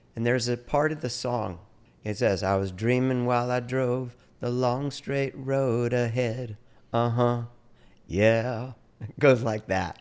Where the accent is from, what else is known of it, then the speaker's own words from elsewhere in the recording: California, United States; I grew up in California